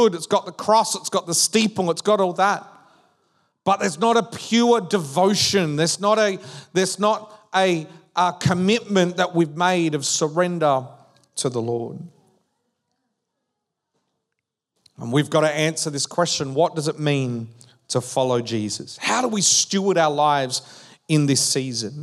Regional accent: Western Australia, Australia; also born or lived in Perth; now in Victoria, Australia; We grew up in Western Australia. So when we moved to Victoria

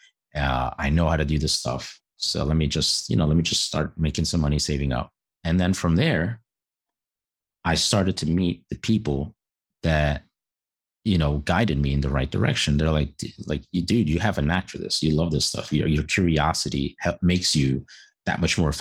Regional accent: New York City, New York, United States; growing up in New York City

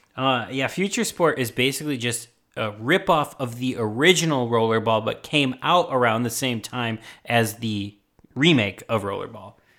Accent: Chicago, Illinois, United States; I'm from Chicago and we don't know how to do French accents

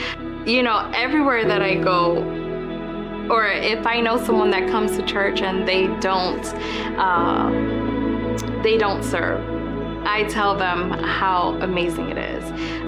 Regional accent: New Jersey, United States; moved away as an adult; I had just moved here and I was living with my sister. I came from New Jersey and she had a newborn baby

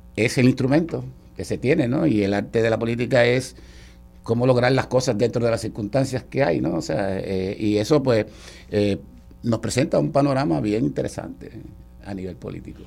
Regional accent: Puerto Rico; como todo puertorriqueño

